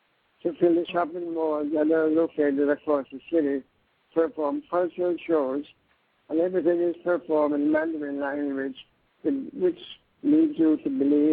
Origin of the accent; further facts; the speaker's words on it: Jamaica; now in Montreal, Canada; the land of my birth. It was only after brief illness when I decided to return to Jamaica